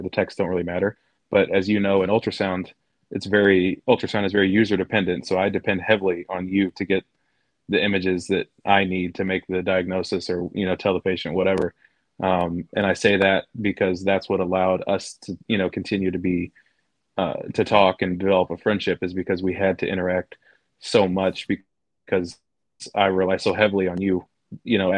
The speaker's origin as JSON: {"language": "English", "region": "Illinois", "country": "United States", "said": "I'm from Illinois."}